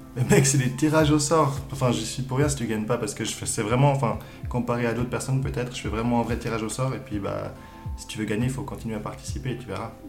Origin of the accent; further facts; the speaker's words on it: Lausanne, Vaud, Switzerland; je viens de Lausanne